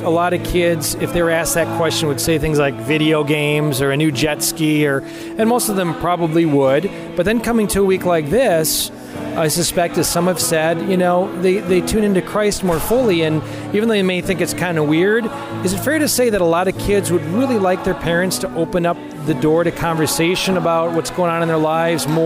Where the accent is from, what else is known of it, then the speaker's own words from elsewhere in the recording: Zanesville, Ohio, United States; Where are you from … Um, Zanesville, Ohio.